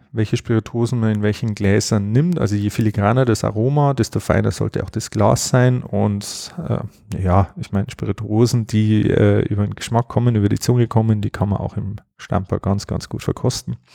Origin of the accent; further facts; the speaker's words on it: Bavaria, Germany; auch relativ handig, wie man bei uns in Bayern sagt.